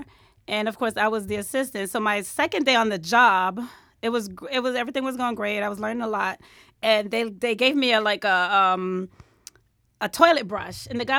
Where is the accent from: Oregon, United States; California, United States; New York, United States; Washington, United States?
New York, United States; Bronx; I grew up in the Bronx.